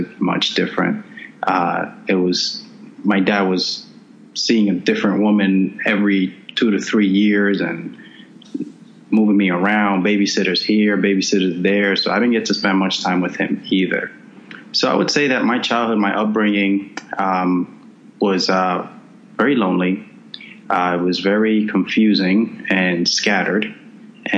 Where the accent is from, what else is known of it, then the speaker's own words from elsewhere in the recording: Dominican Republic; I was born in the Dominican Republic, and during that time, my father came to the States when I was about 2 years old, and from the ages of 2 to 6, I lived with my mother